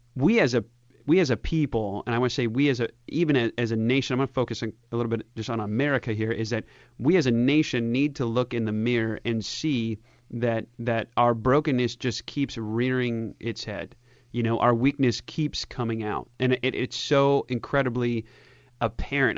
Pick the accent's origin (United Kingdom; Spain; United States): United States; I'm of German and Swedish descent, and, uh, and I'm American